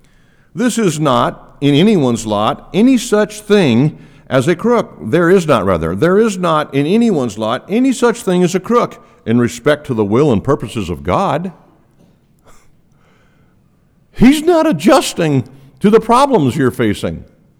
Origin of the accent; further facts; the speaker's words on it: Quito, Pichincha, Ecuador; When I was a kid growing up in Ecuador, Quito, Ecuador, the fences that were between property lines were made of mud.